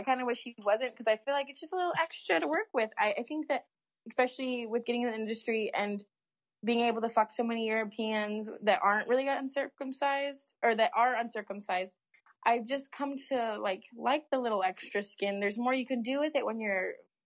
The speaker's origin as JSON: {"language": "English", "region": "California", "country": "United States", "said": "I'm from California"}